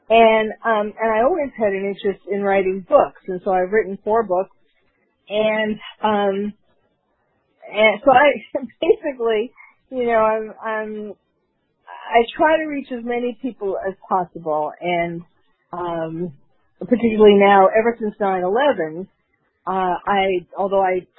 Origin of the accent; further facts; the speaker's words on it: New York City, New York, United States; was born and raised in New York City